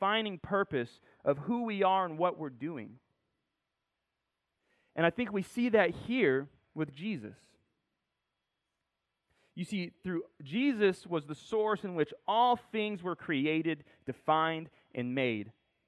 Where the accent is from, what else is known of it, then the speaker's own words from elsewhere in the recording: Corona, California, United States; born there; I was born in Corona, California, in case you didn't know.